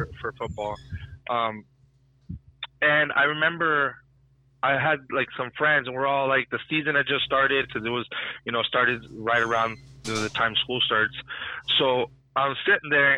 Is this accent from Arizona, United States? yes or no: yes; Arizona, United States; This is my home state